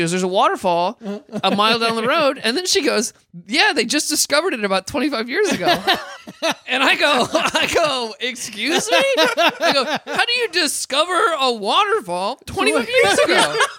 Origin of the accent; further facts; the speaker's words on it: Midwest, United States; moved away; I'm from the Midwest